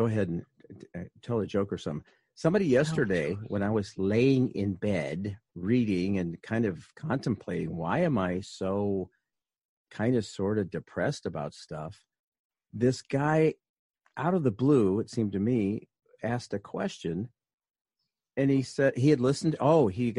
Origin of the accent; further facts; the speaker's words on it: United States; we're Americans